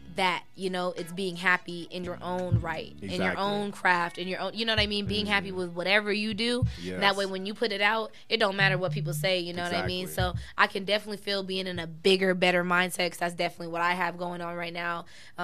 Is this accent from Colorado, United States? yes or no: yes; Denver, Colorado, United States; my parents did raise us on the east side